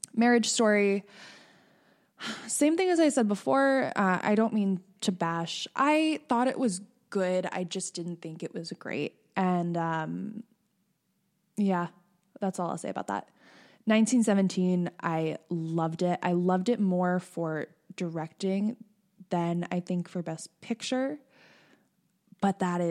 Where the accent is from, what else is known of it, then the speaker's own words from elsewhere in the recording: Northeastern Pennsylvania, United States; I'm from Northeastern Pennsylvania